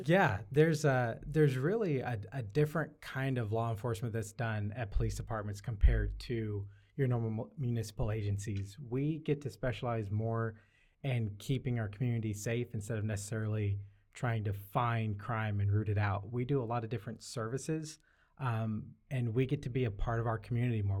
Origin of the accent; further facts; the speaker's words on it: Syracuse, New York, United States; also born or lived in Arkansas; now in Seattle, United States; I was born in Syracuse, New York, but I'm here, um, by way of Arkansas.